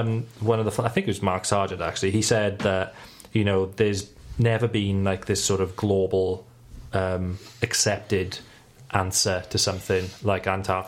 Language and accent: English; Wales, United Kingdom; We're all Welsh, yeah.